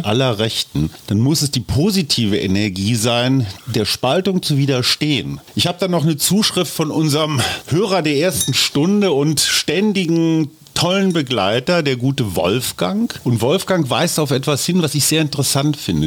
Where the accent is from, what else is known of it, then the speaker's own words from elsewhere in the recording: Germany; als Deutsche